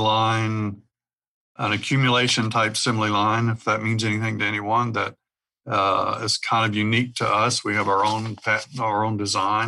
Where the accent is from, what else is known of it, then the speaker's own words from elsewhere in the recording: Owensboro, Kentucky, United States; also born or lived in Houston / West Virginia / Charlotte, North Carolina / Fort Payne, Alabama; now in Morganfield, United States; I'm from Owensboro, Kentucky, originally.